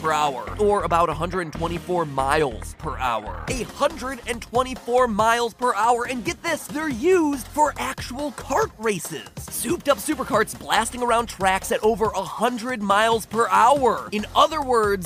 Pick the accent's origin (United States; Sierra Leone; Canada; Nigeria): United States; I'm American